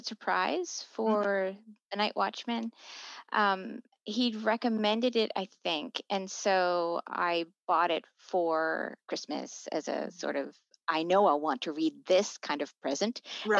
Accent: United States; I grew up in the States in the 70s

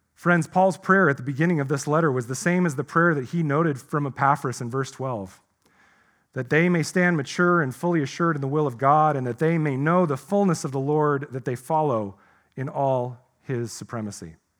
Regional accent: United States; also born or lived in Salem, Oregon; we find ourselves as American Christians

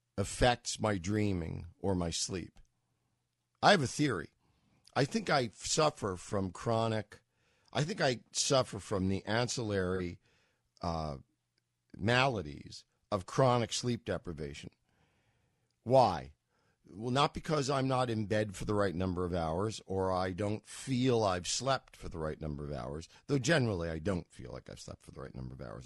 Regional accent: New York, United States; also born or lived in Los Angeles; having grown up as a New Yorker

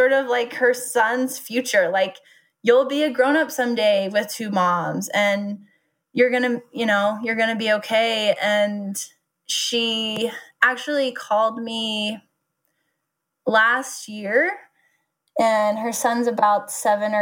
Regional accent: Nederland, Colorado, United States; we grew up in Nederland, which nobody lives in Nederland.

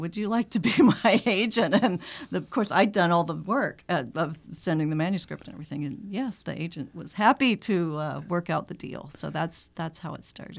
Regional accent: Macon, Georgia, United States; moved away as an adult; also born or lived in Atlanta, Georgia / Denver, Colorado; now in Concord, United States; I am from, I grew up in Macon, Georgia

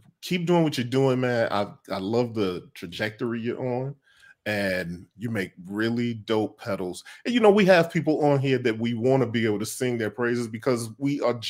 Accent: Chicago, Illinois, United States; now in Los Angeles, United States; I'm originally from Chicago, based in LA.

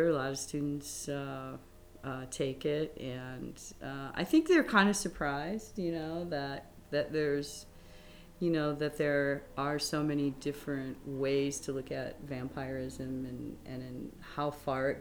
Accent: Moline, Illinois, United States; moved away as an adult; now in Chicago, United States; I actually grew up in the Quad Cities, Moline and Rock Island, Davenport and Bettendorf. It's right on the Mississippi River. And I grew up in Moline.

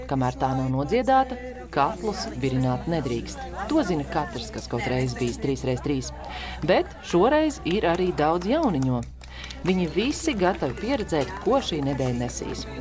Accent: Latvia; Jo mēs gatavojam visu tikai pēc antīkām metodoloģijām, tikai uz atklātas uguns. Un mēs visi esam latvieši.

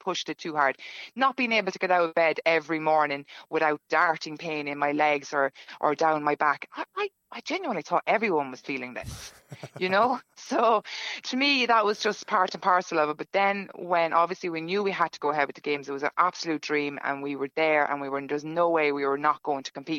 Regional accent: Ireland; now in Stockholm, Sweden; being the Irish that we were

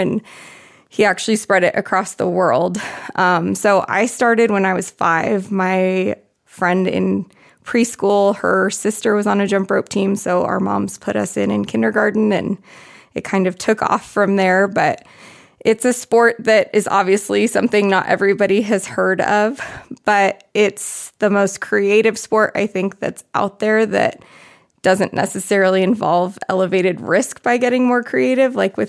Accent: Arizona, United States; I'm from Arizona.

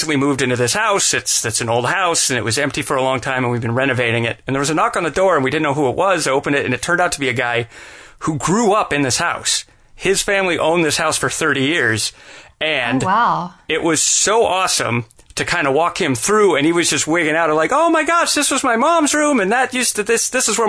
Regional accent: Salt Lake City, Utah, United States; moved away; I was born in Salt Lake City, Utah, and the house that my parents owned when I was a little kid

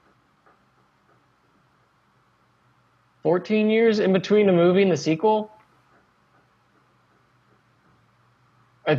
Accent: Arkansas, United States; also born or lived in Texas; when I was 9, I moved from Texas to Arkansas.

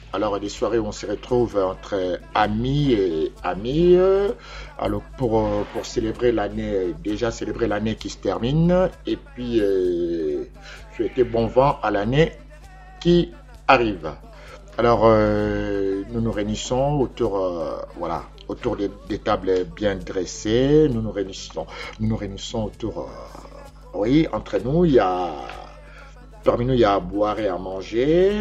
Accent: Kinshasa, DR Congo; now in Paris, France; dans ma ville natale, Kinshasa, au Zaïre

